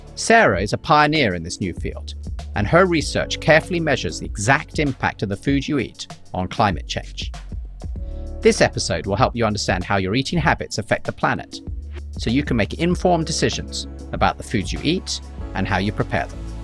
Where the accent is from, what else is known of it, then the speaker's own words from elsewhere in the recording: London, United Kingdom; When I grew up in London